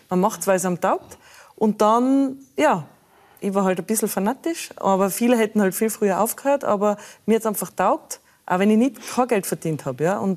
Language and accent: German; Tyrol, Austria; ich komme aus Tirol, die Berge vor, vor der Tür, wieso nicht Skifahrerin?